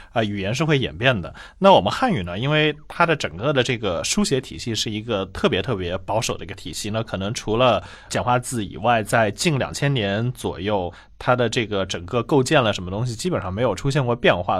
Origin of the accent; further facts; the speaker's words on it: Changzhou, Jiangsu, China; 我是在江苏常州长大的